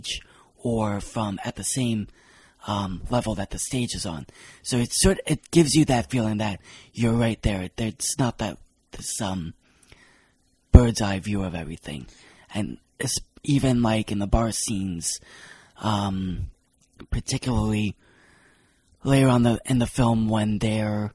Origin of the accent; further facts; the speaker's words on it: Long Island, New York, United States; accent: Long Island; my Long Island accent